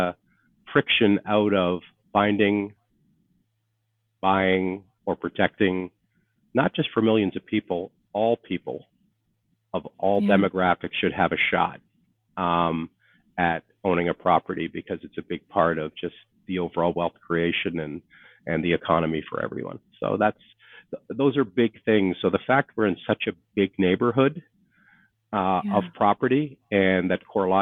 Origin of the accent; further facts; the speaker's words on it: Canada; moved away as an adult; I am a Canadian.